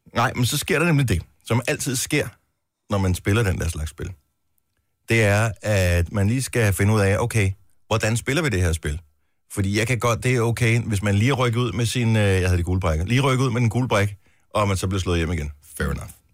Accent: Funen, Southern Denmark, Denmark; nu er jeg jo i Fynbo

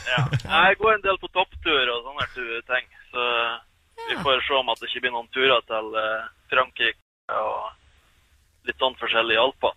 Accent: Korgen, Nordland, Norway; now in Oslo, Norway; Jeg kommer opprinnelig fra Nordland, en plass til Korgen, en liten bygd. Men jeg eh, har nå rota meg sørover, så jeg bor nå i Oslo.

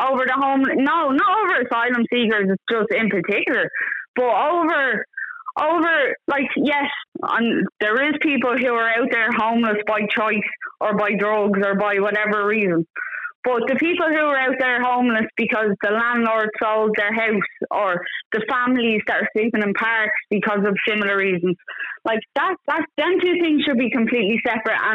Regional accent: Dublin, Leinster, Ireland; now in Wexford, Ireland; I'm not from East Wall. I'm not from anywhere near that. I'm from Finglas and I live in Wexford now.

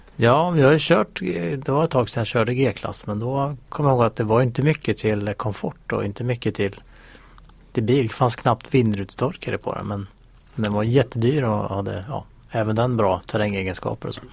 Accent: Sweden; som svensk

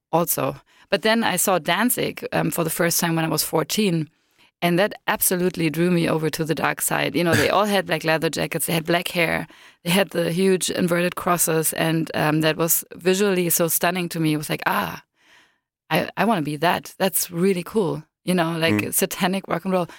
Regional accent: Berlin, Germany; I was born in East Berlin, behind the wall, so I'm sort of a dinosaur. And when I was six, we moved from East Berlin to West Berlin

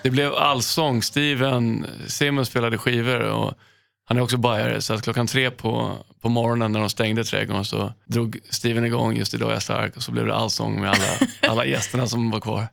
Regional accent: Stockholm, Stockholm County, Sweden; moved away as an adult; also born or lived in Los Angeles, United States; jag är uppväxt på Söder

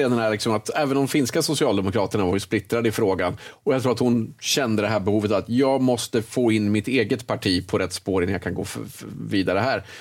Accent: Sweden; man känner så här som svensk att det här lägger inte vi så mycket tid på vem som pratar först.

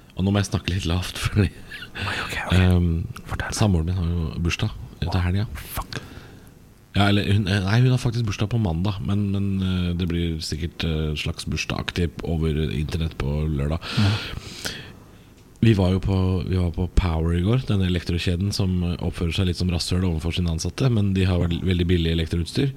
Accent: Drammen, Buskerud, Norway; jeg er fra Drammen

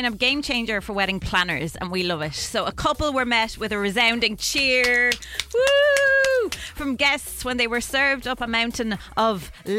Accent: Ireland; now in United Kingdom; Okay, so I'm Irish, living in the UK. Visitors from Ireland keep bringing me giant multi-packs of Tato crisps.

